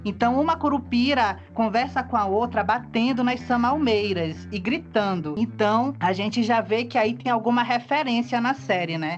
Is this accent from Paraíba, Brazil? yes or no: no; Parintins, Amazonas, Brazil; also born or lived in Manaus; Eu nasci em Manaus, mas eu fui criado em Parintins